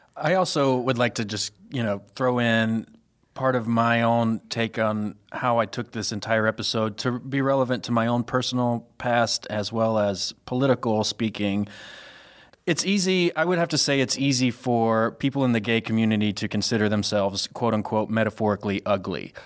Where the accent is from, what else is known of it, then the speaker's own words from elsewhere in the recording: Mississippi, Louisiana area, the South, United States; moved away as an adult; now in Chicago, United States; I'm originally from the South, uh, Mississippi, Louisiana area specifically